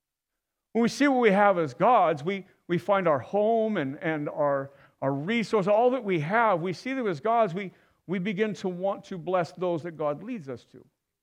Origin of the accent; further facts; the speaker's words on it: Inland Empire, California, United States; Okay, I'm from the Inland Empire.